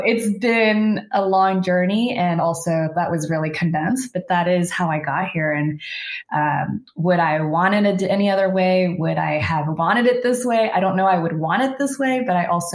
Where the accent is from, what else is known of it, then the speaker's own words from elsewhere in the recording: Houston, Texas, United States; moved away as an adult; also born or lived in San Francisco; I was born and raised in Houston. My family came and immigrated from El Salvador